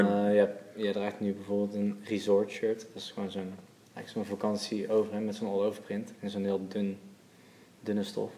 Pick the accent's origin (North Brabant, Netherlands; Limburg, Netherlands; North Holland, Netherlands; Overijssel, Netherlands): North Brabant, Netherlands; Waalwijk; Geboren en opgegroeid in Waalwijk, Brabant.